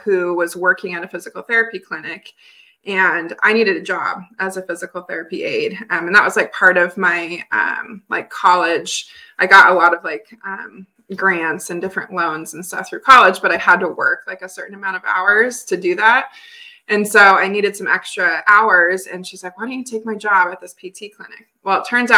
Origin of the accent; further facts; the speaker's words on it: Billings, Montana, United States; growing up in Billings, Montana